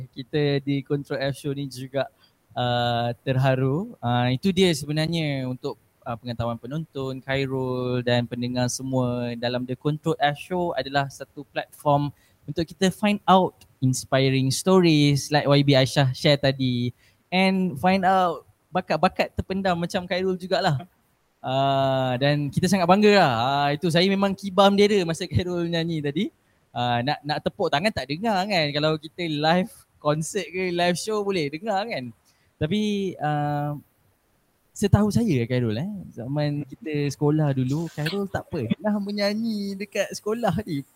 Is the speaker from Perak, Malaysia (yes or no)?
yes; Sitiawan, Perak, Malaysia; moved away; negeri kelahiran saya ni bangga rindu sangat nak balik ke kampung saya di Setiawan Perak.